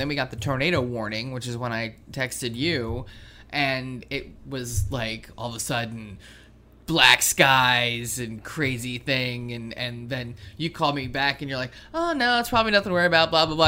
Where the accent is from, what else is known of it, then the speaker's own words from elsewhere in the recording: Willingboro, New Jersey, United States; now in Virginia, United States; in our town where I grew up in Willingboro